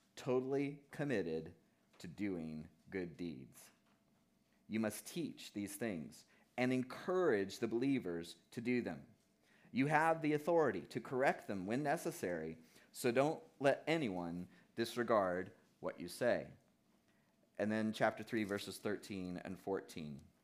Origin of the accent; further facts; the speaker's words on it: South Florida, United States; moved away as an adult; now in New Hampshire, United States; I grew up in South Florida